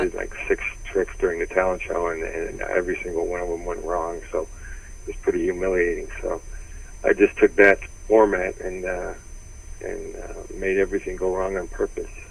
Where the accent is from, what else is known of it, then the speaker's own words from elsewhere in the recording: Detroit, Michigan, United States; moved away; also born or lived in San Francisco / Los Angeles; I was from Detroit